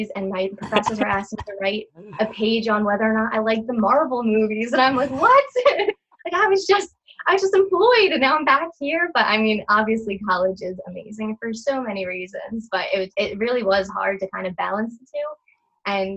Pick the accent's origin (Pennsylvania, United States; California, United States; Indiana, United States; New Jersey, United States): New Jersey, United States; I'm on the East Coast, I'm from Jersey